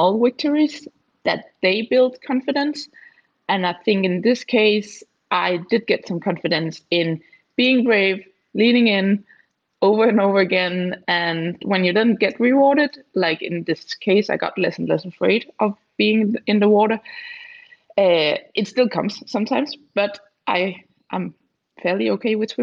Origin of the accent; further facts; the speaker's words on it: near Germany, Southern Denmark, Denmark; I am Danish. I'm from Denmark. It's a pretty small country of 5 million people, and I was born and raised in the southern part, so very close to Germany.